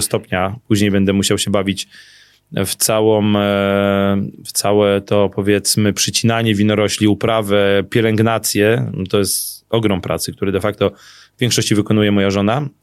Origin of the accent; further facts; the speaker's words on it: Ziewanice, Lesser Poland, Poland; ja się wychowałem na Ziewanicach